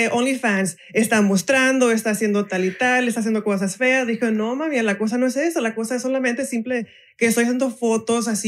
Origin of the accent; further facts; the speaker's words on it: Mexico; soy mexicana